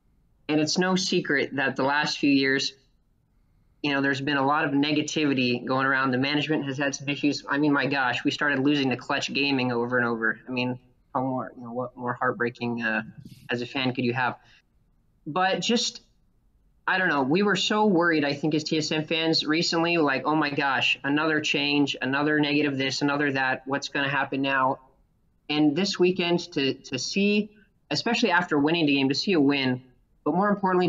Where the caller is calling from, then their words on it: College Station, Texas, United States; also born or lived in Utah; Texas. Sorry, I just moved. I'm so used to being in Utah. I've only been here a few weeks, but I'm in Texas.